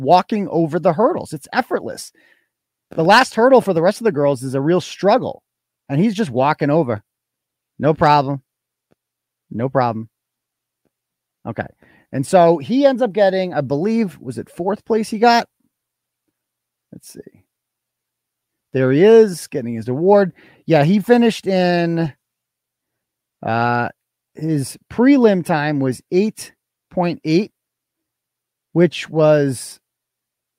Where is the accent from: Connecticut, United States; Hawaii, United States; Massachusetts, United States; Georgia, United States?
Massachusetts, United States; Wachusett; my hometown school here, Wachusett